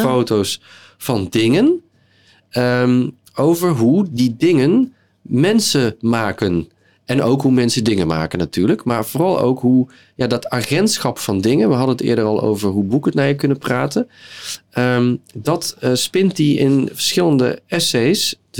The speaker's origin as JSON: {"language": "Dutch", "region": "southern Netherlands", "country": "Netherlands", "moved": "yes", "said": "Ik kom uit het zuiden van Nederland en daar zijn we gewend om eens in de zoveel tijd carnaval te vieren"}